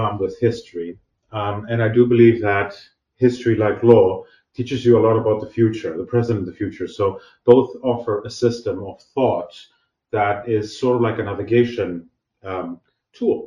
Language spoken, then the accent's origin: English; Athens, Attica, Greece; I was born and raised actually in Athens, Greece, where I actually did all my studies